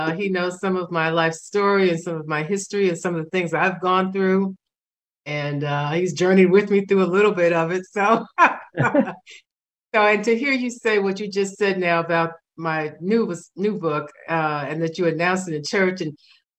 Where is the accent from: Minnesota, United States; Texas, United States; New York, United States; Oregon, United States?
New York, United States; New York City; I grew up in New York City, Washington Heights, and I never knew any of my grandparents ever.